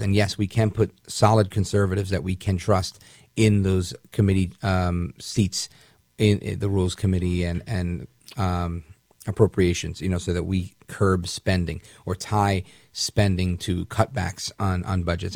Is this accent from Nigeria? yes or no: no; United States; As an American